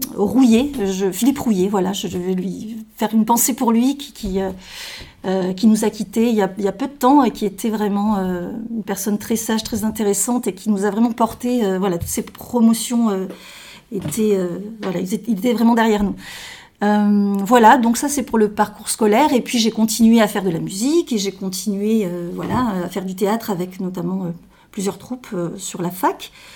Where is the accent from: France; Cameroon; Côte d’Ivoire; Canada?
France; Marmande, Nouvelle-Aquitaine; moved away as an adult; also born or lived in Bordeaux; je suis née à Marmande, donc je suis une marmandaise, J'ai fait mes études à Marmande jusqu'au bac